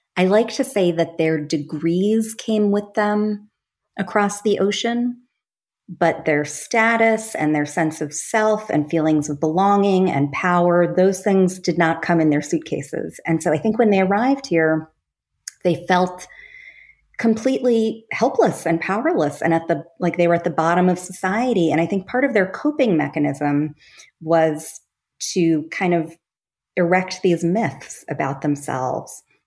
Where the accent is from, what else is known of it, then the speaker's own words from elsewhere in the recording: Long Island, New York, United States; I grew up on Long Island